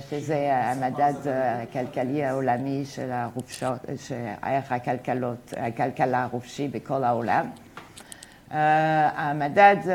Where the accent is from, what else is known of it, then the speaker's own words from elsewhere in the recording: United States; Hebrew is a second language; moved away as an adult; now in Israel; אני הייתי עדיין uh, כמעט עולה חדשה. באתי אה, מארצות הברית, אה, איפה הייתי אה, תלמידה מן אוסטריאן אקונומיקס, שזה באמת ליברטריאן, והגעתי לישראל והייתי קצת מופתע.